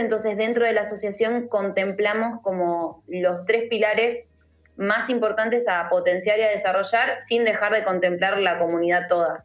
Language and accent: Spanish; Argentina; nosotros estemos eh, sólidos como, como argentinos